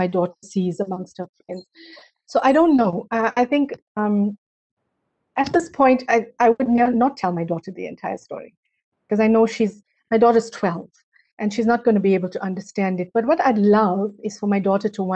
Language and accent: English; South Africa; I'm a South African